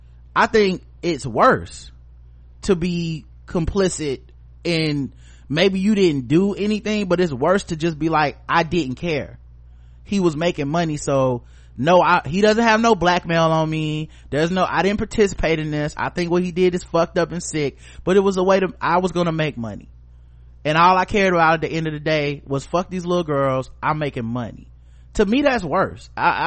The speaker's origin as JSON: {"language": "English", "region": "Texas", "country": "United States", "tie": "born or raised there", "said": "I grew up in Texas."}